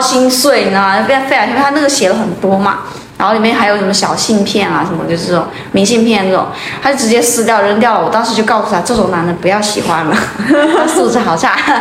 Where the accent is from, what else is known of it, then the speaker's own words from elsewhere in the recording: Fuzhou, Fujian, China; 我的老家还是一个属于小景点吧， 然后小的时候你会觉得它很有意思，因为我们那里有， 我们福州话一个宅子叫错嘛